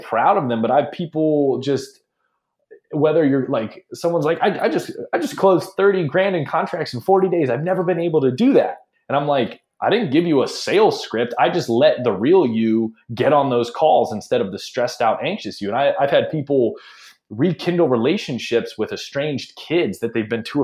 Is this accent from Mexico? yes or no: no; Ohio, United States; also born or lived in Hawaii / Nashville, Tennessee / Phoenix / Los Angeles; now in San Francisco, United States; I grew up in Ohio